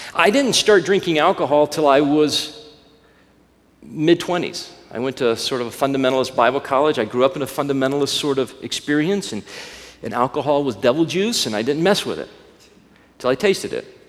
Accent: Alabama, United States; I grew up in Alabama

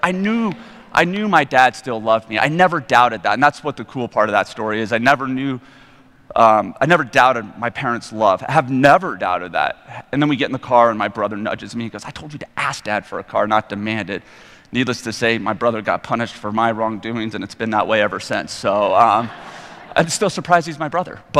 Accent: Evergreen, Colorado, United States; I grew up in Evergreen, Colorado

